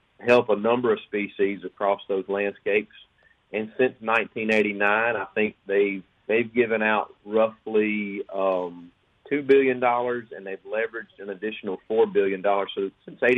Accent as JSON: {"language": "English", "town": "Oxford", "region": "Mississippi", "country": "United States", "tie": "born or raised there", "said": "growing up just a kid from North Mississippi"}